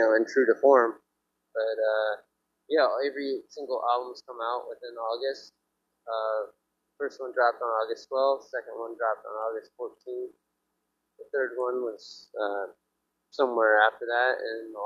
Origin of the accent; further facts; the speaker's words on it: Ohio, United States; moved away as an adult; now in New York, United States; We're from Ohio, and you know, like in Ohio, you only spell dog DAWG.